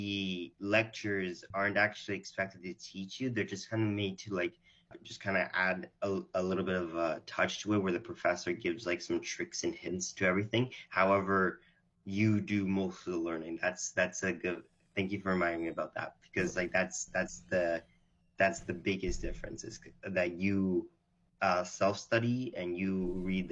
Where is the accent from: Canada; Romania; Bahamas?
Canada; born or raised there; also born or lived in Israel